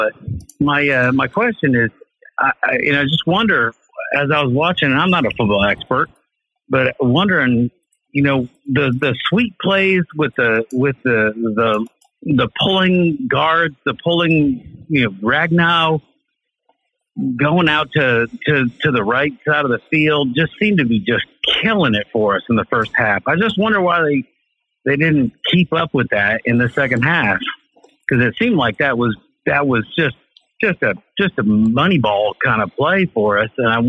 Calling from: Knoxville, Tennessee, United States; I'm calling from Knoxville, Tennessee.

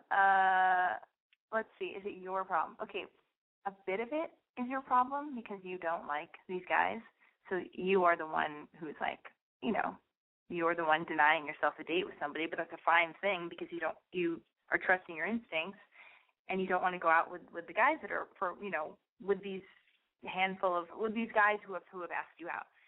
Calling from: New York City, New York, United States; I'm calling from Brooklyn, and I'm 22.

